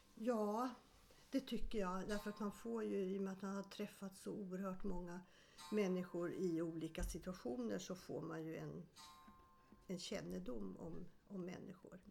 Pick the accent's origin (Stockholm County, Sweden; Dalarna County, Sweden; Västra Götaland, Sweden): Stockholm County, Sweden; Stockholm; also born or lived in Sundsvall / Eskilstuna; jag är född i Sundsvall men flyttade till Stockholm när jag var sju år